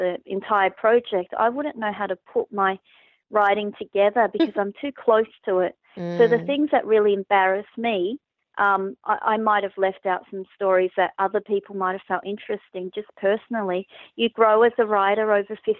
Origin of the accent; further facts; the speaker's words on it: Braybrook, Victoria, Australia; I was growing up in Braybrook